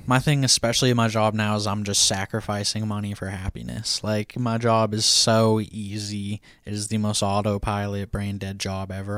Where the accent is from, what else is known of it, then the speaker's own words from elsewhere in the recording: Washington, United States; Washington, my home state